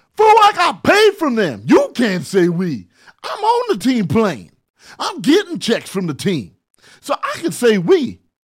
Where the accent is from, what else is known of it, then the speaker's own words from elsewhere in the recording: San Bernardino, California, United States; now in Los Angeles, United States; I'm from San Bernardino